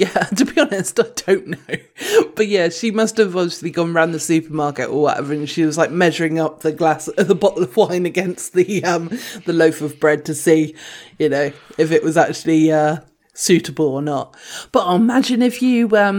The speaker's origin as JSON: {"language": "English", "country": "United Kingdom", "said": "we're British"}